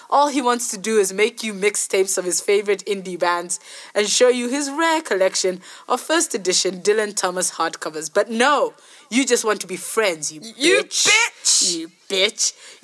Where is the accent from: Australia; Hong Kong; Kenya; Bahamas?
Kenya; One person is from Bots and I'm from Kenya.